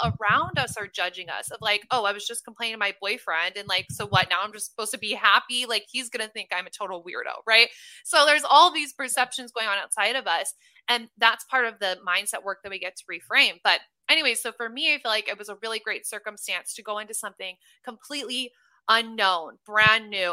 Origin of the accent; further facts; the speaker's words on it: Omaha, Nebraska, United States; moved away as an adult; also born or lived in Los Angeles, California; now in Austin, United States; I'm originally from Omaha, Nebraska, which I'm the least Nebraskan girl you will ever meet